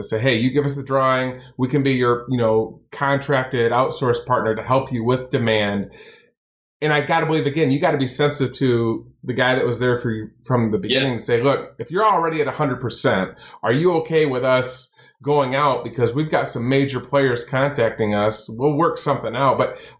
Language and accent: English; Kalamazoo, Michigan, United States; I born and raised Kalamazoo, Michigan, played college football here.